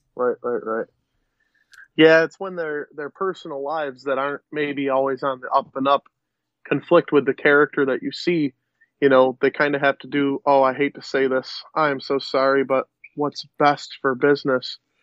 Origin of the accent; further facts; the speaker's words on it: Western New York, United States; we're from Western New York.